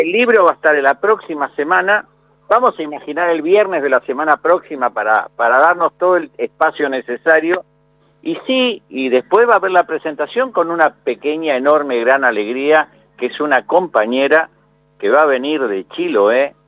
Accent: Argentina; como pueblo argentino

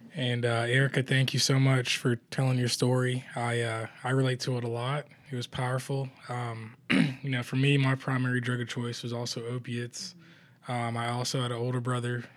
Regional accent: Toronto, Ontario, Canada; I am Canadian as well. Born in Toronto, Canada

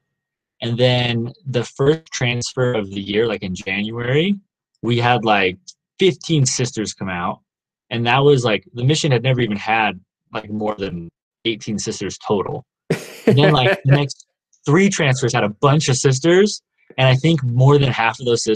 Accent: Nashville, Tennessee, United States; moved away as an adult; also born or lived in Utah; now in Provo, United States; I'm originally from Nashville, Tennessee

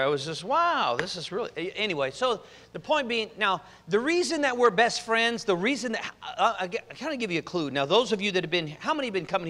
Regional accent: Oregon, United States; also born or lived in Compton, California; I was born in Compton, born in Dominguez Valley Hospital, and they we moved to Oregon about 2 years later

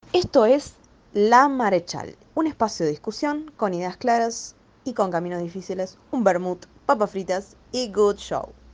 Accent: Mexico; now in Rosario, Argentina; así como nos pasa en México

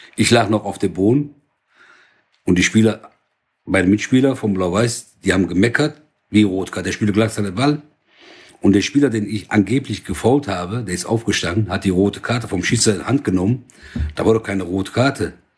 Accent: Oberhausen, North Rhine-Westphalia, Germany; Seit 1970 in Deutschland. Deutschland ist mein Heimatland. Oberhausen am meisten

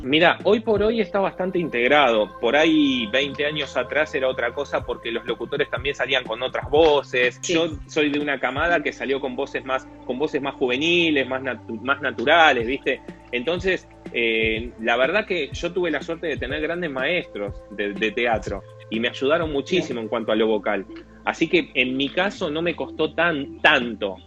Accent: Mar de Ajó, Buenos Aires Province, Argentina; moved away; also born or lived in Lanús; Yo soy de Mar de Ajó

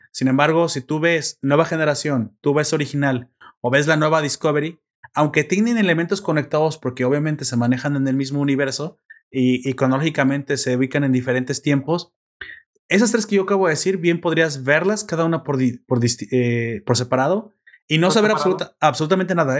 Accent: Mexico; como mexicanos

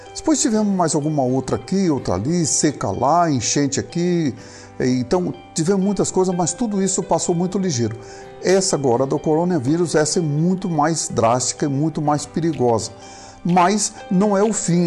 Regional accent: Brazil; nós que somos brasileiros

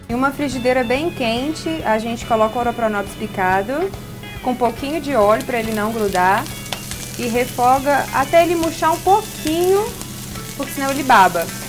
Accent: Minas Gerais, Brazil; a gente é mineiro

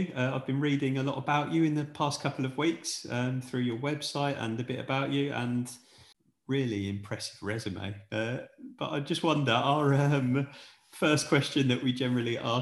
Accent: England, United Kingdom; moved away as an adult; now in Sweden; me living in Sweden, I'm obviously English

